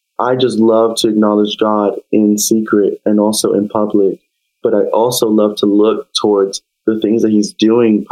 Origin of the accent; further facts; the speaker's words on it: New York, United States; now in New Britain, United States; I'm from New York